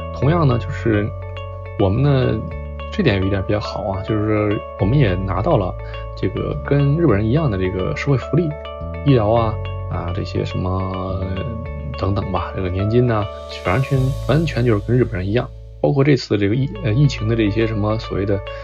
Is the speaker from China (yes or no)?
yes; China; now in Japan; 因为我是中国人